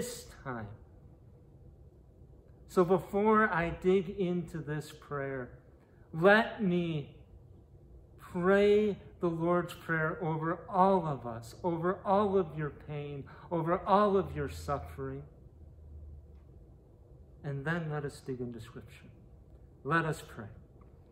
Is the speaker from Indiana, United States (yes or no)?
no; Minnesota, United States; moved away; in Minneapolis, Minnesota, my home state